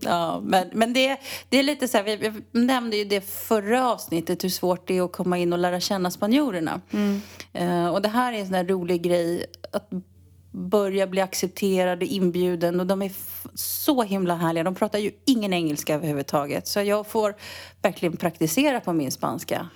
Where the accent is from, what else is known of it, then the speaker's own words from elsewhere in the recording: Sweden; now in Spain; jag var svensk